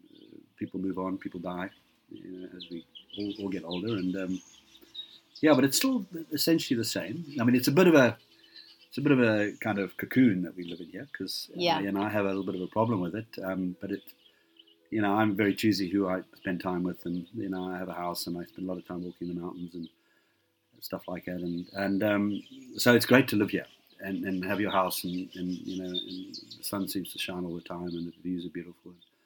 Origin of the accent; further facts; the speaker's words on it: Harare, Zimbabwe; also born or lived in Benoni, South Africa / Botswana / California; now in Greyton, South Africa; I grew up in Zimbabwe and didn't come back to South Africa, wouldn't have come back to South Africa until after 94 because of all the issues with apartheid.